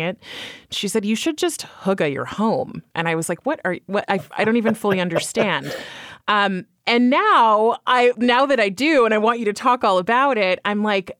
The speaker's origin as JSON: {"language": "English", "region": "California", "country": "United States", "moved": "as an adult", "lives_now": "New York, United States", "said": "I am from California originally and coming to the East Coast"}